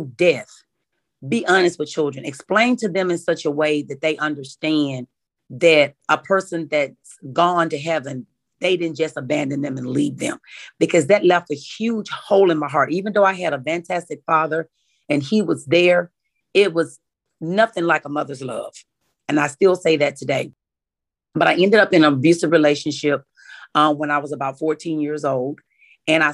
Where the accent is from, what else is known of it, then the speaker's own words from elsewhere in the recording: Warren, Arkansas, United States; I grew up in Warren, Arkansas, and I am the baby of five children